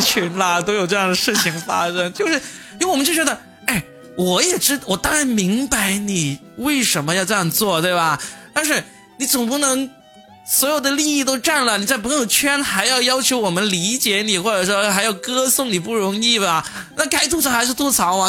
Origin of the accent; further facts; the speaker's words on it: Guangdong, China; 对于我们广东人来说，我们对春晚真的是几乎是没有感情的。